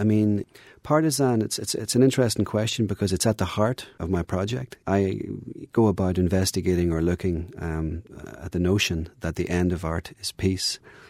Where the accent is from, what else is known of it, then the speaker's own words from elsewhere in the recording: Northern Ireland, United Kingdom; I'm here to kind of give impressions of growing up in Northern Ireland for people, and to try and make it as clear to them as possible.